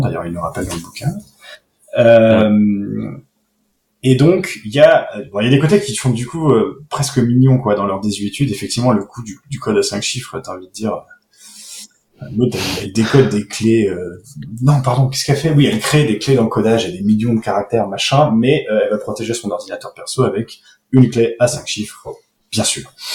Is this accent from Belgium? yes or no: no; France; chez nous en France